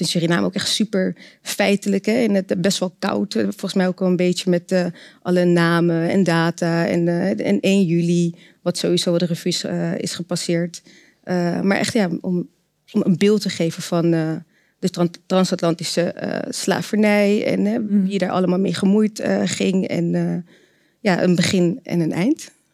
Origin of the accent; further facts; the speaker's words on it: Rotterdam, South Holland, Netherlands; ik ben eh, zelf ook geboren en getogen in Rotterdam